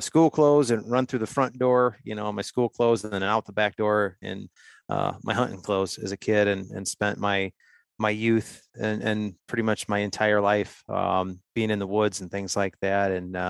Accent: Ohio, United States; I'm just an Ohio guy, 45 years old, born and raised in Ohio. Grew up in a hunting family.

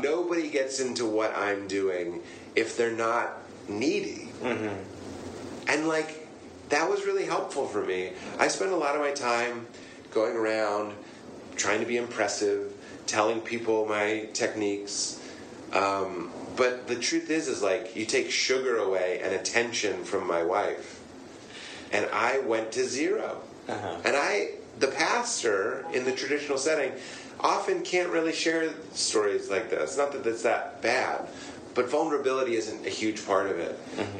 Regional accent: Boston, Massachusetts, United States; I live in Boston

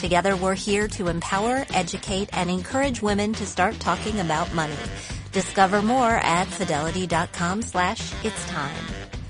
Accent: Michigan, United States; born there; also born or lived in Wisconsin / Indiana / West Virginia; now in New York, United States; I was born in Michigan, then I moved to Wisconsin, then Indiana, then West Virginia, then my parents moved to Illinois, but I didn't go because I was in college. And I came to New York following college.

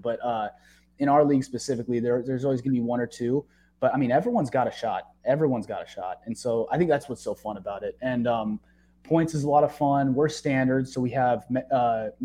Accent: San Diego, California, United States; moved away; also born or lived in Chicago / Michigan; I was born in Chicago, but raised in San Diego

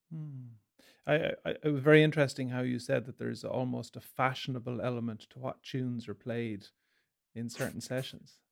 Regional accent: Galway, Connacht, Ireland; I was from the country, I was from Galway

